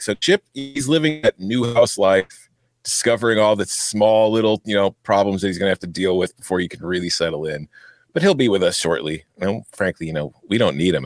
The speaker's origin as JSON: {"language": "English", "country": "United States", "said": "as an American"}